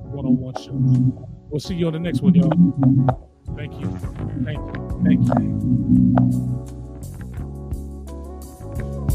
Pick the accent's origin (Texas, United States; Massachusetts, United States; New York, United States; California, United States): New York, United States; New York City; my borough, my hometown of the Boogie Down Bronx